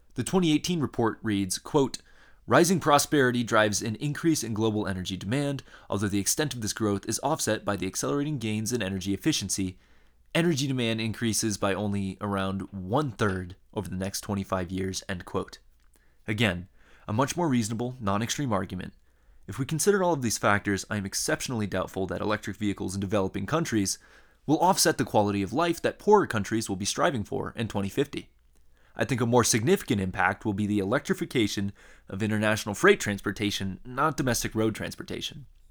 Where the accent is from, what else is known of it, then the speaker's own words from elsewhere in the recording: Iowa, United States; I grew up in Iowa and a Midwesterner. Uh, I grew up in a small town